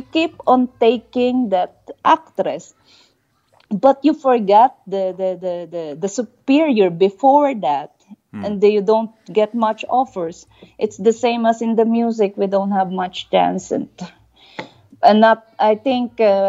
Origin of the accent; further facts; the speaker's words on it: Philippines; moved away; We Filipinos are proud